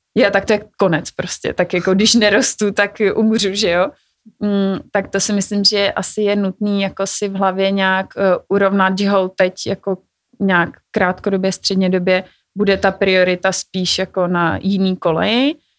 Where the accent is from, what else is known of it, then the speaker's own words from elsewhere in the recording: Czechia; jako Češi